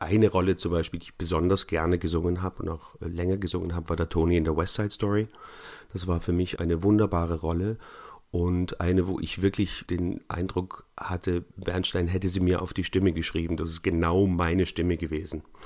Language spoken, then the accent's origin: German; Neu-Ulm, Bavaria, Germany; also born or lived in Munich; Meine Kindheit habe ich in Bayern verbracht. Zwar im schwäbischen Teil Bayerns, aber in Neu-Ulm bin ich zehn Jahre in die Schule gegangen